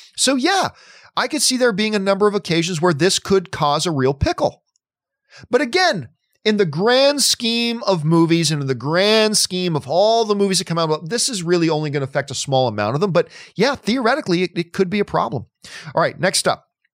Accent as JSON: {"language": "English", "town": "Hamilton", "region": "Ontario", "country": "Canada", "tie": "born or raised there", "moved": "yes", "lives_now": "United States", "said": "Hamilton, Ontario, Canada is my hometown, that's where my family is"}